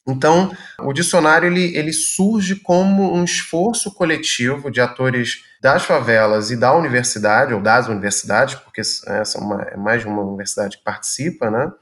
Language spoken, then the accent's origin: Portuguese; Rio de Janeiro, Brazil; moved away as an adult; now in Rio Grande do Sul, Brazil; no Rio de Janeiro em particular, enfim, onde eu nasci